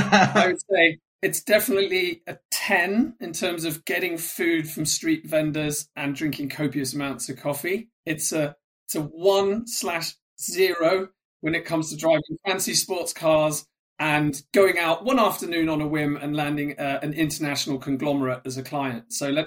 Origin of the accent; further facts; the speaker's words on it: North West England, United Kingdom; English is a second language; came to England when I was 8 or 9 in, I'm going to date myself here, the late 80s. So I grew up in Cheshire. I went to school in the Midlands.